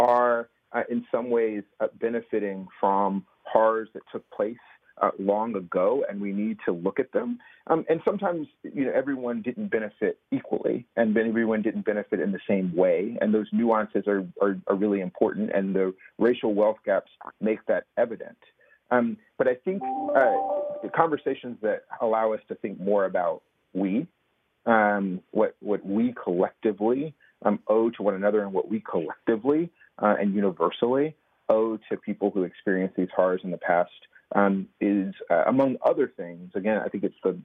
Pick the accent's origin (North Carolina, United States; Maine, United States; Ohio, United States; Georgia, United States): Georgia, United States; Athens; I grew up in Athens, Georgia